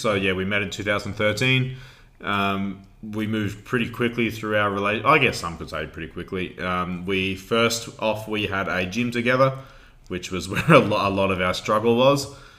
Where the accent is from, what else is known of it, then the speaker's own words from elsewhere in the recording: Queensland, Australia; we are from a small town in Queensland, Australia.